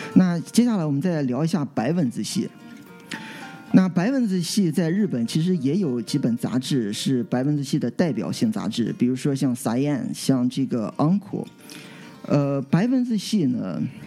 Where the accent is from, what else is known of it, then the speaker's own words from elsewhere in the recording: Qingdao, Shandong, China; moved away as an adult; 我从小到大这段时间呢， 都是在，呃， 就是青岛，其实我在家乡长大， 呃， 直到后来大学之后才出国